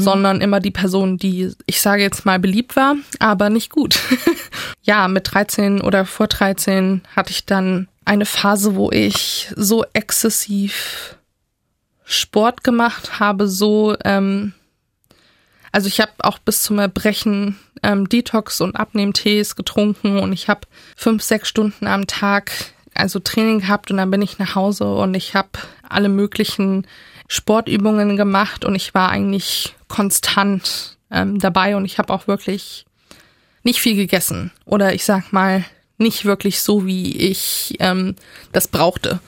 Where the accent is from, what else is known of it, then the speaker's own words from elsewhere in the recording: Leipzig, Saxony, Germany; ich habe in meiner Jugend, in meiner Kindheit in Sachsen